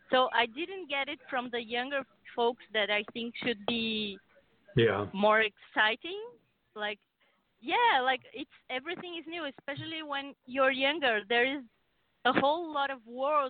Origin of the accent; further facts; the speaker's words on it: Brazil; moved away as an adult; now in United States; I came from Brazil.